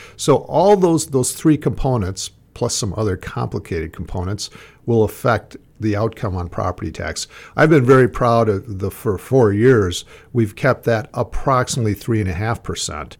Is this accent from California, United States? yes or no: no; Lake Pepin, Minnesota, United States; when I was a kid growing up in Lake Pepin